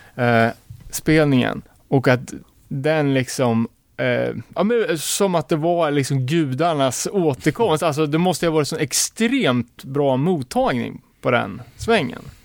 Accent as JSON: {"language": "Swedish", "town": "Örebro", "region": "Örebro County", "country": "Sweden", "said": "som Örebroare"}